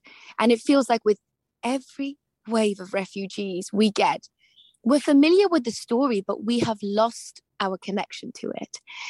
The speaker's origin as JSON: {"language": "English", "country": "United Kingdom", "said": "So I kind of feel, as a British Afghan person, like I'm at war with myself."}